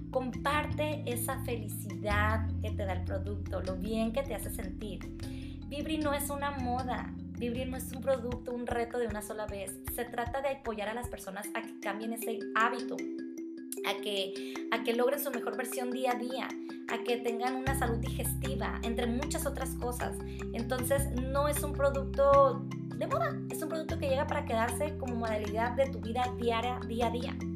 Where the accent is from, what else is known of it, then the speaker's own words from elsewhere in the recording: Sinaloa, Mexico; born there; also born or lived in Sonora / Monterrey; Soy originaria de Sinaloa, pero viví todo el tiempo fuera de, de aquí. Siempre estuve en, Sonora o en Monterrey, entonces mis amistades no son aquí.